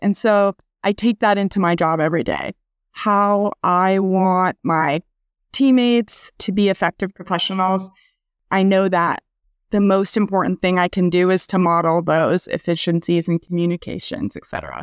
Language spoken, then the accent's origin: English; Iowa, United States; moved away as an adult; also born or lived in Kansas City, Missouri; now in San Diego, United States; I grew up in Iowa, went to school there